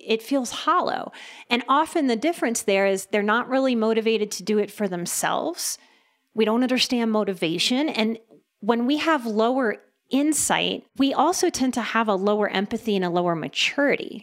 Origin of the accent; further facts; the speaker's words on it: New Orleans, Louisiana, United States; first language English; I'm from New Orleans